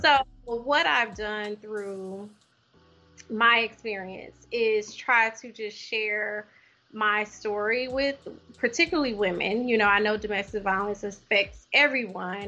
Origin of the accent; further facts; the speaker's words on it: Louisiana, United States; moved away as an adult; also born or lived in Ohio; now in Oklahoma, United States; I'm originally from Louisiana.